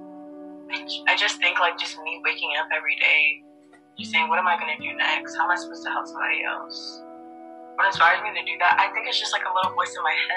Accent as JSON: {"language": "English", "country": "United States", "said": "we're from America. We have the American perspective."}